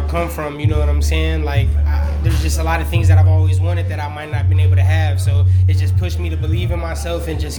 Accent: Waukegan, Illinois, United States; I'm from Waukegan

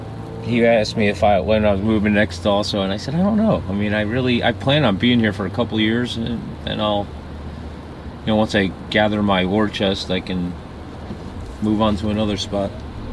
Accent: New Jersey, United States; now in Florida, United States; I'm from New Jersey, and I've lived all over the entire country.

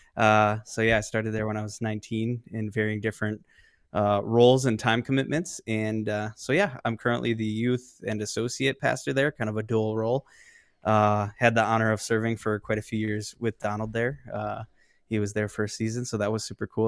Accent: Tinley Park, Illinois, United States; I am from the Chicago South suburbs, so about thirty miles south of Chicago

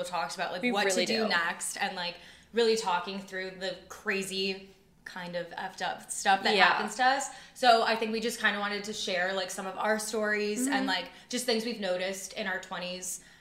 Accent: Wisconsin, United States; moved away as an adult; now in Chicago, United States; I grew up in Wisconsin, but I've always kind of just wanted to live in a big city, so I went to Loyola for college, and I've just been down here ever since

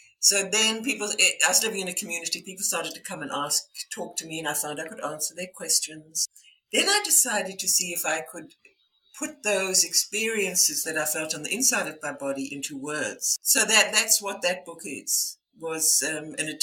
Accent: South Africa; my background is I was born in South Africa.

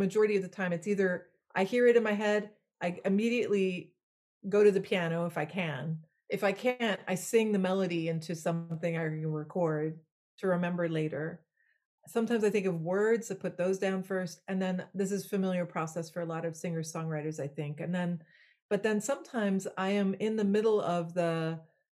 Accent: Belgium; first language French; English is a second language; moved away; I was born in Belgium. My first language was French

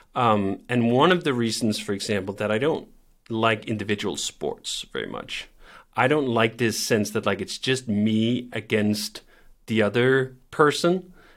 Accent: Copenhagen, Capital Region of Denmark, Denmark; I grew up in Copenhagen

